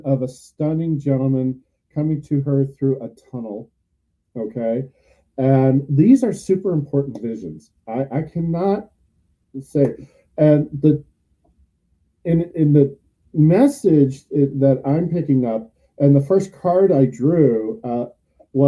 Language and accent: English; San Francisco Bay Area, California, United States; born or raised there; now in St. Petersburg, United States